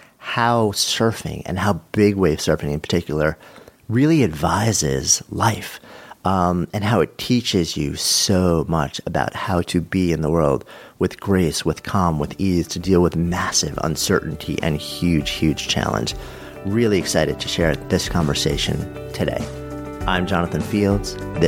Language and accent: English; Ireland; but with growing up in Ireland also